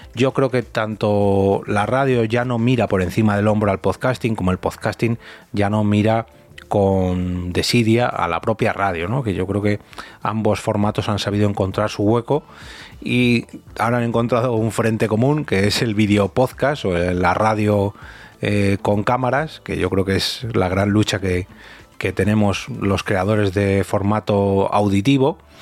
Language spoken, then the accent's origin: Spanish; Madrid, Community of Madrid, Spain; first language Spanish; castellano parlante o madrileño